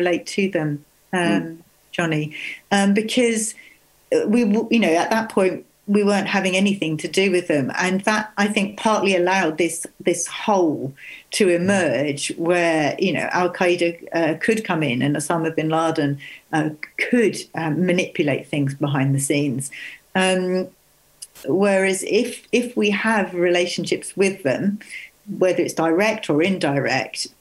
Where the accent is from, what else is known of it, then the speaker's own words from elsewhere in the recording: Sussex, South East England, United Kingdom; I was brought up in Sussex and I didn't learn Welsh.